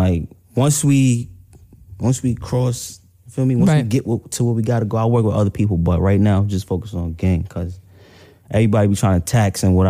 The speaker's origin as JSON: {"language": "English", "town": "New York City", "region": "New York", "country": "United States", "also_born_or_lived": "Brooklyn", "said": "I'm from Queens"}